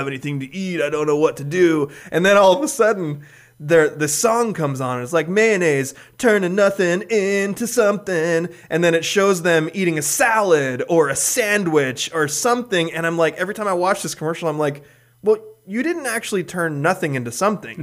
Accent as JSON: {"language": "English", "region": "Hawaii", "country": "United States", "tie": "born or raised there", "moved": "yes", "said": "I didn't grow up here, but where I grew up in Hawaii"}